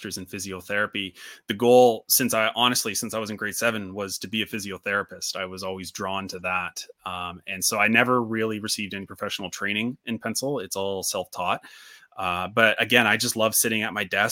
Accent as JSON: {"language": "English", "country": "Canada", "said": "I'm from Canada"}